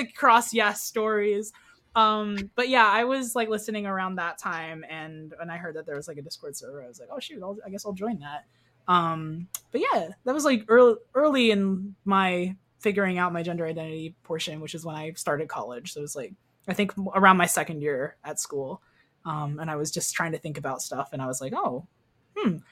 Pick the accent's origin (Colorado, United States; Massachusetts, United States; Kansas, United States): Kansas, United States; I grew up in Kansas, by the way, so Bible Belt